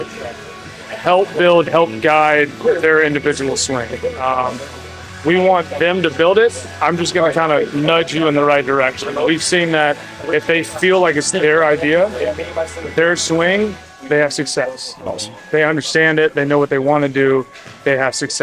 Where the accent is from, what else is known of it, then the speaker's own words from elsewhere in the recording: Georgia, United States; moved away as an adult; now in Nashville, United States; originally from Georgia, lived in Nashville now for 7 years